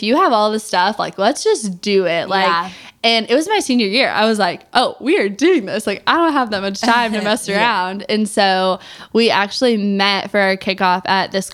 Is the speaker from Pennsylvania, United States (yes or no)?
no; Missouri, United States; I'm from Missouri